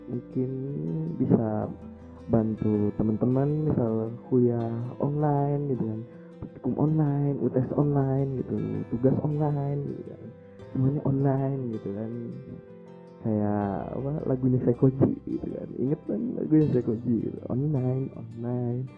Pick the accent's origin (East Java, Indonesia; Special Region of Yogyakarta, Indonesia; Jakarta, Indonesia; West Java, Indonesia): West Java, Indonesia; Ciamis; Ya, aku asal daerahku dari Ciamis, Jawa Barat.